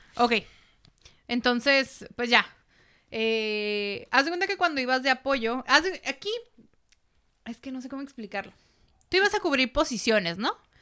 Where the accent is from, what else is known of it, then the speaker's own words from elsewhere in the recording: Mexico; los filipinos y los mexicanos tenemos mucho en común